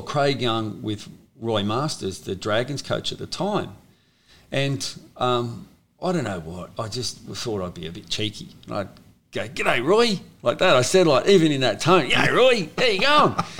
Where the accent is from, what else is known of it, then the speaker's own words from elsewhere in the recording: Sydney, New South Wales, Australia; I was born in St George Hospital